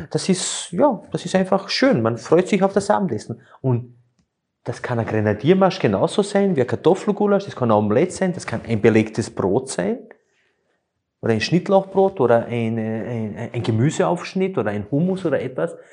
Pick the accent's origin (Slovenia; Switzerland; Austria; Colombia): Slovenia; Es ist ja auch so, ich komme ja ursprünglich aus Slowenien und wir haben immer die Italiener bewundert, wenn sie bei Tisch saßen